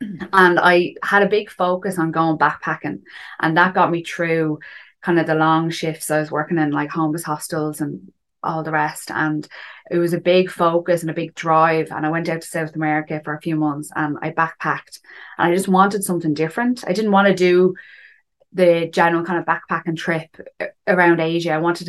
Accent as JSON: {"language": "English", "town": "Dublin", "region": "Leinster", "country": "Ireland", "said": "I'm from Dublin. I'm 31."}